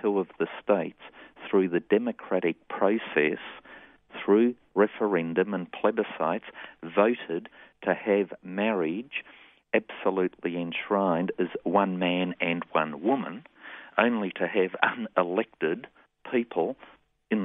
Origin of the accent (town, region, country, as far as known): Australia